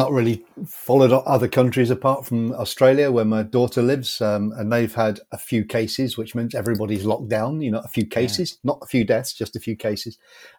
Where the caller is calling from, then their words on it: Cheshire, North West England, United Kingdom; In Cheshire, which is just southwest of Manchester in the UK.